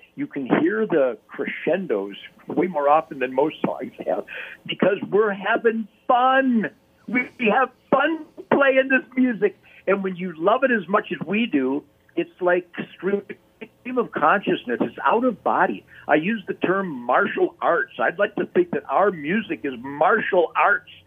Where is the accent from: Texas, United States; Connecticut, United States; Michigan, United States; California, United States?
Michigan, United States; Detroit; growing up in Detroit